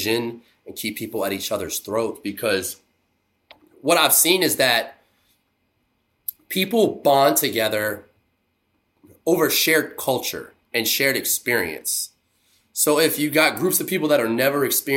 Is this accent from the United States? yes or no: yes; Louisiana, United States; also born or lived in Baton Rouge; now in New Orleans, United States; coming from Louisiana